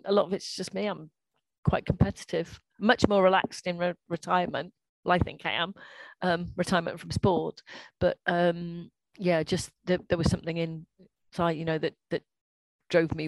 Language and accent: English; Welsh, Wales, United Kingdom; I'm Welsh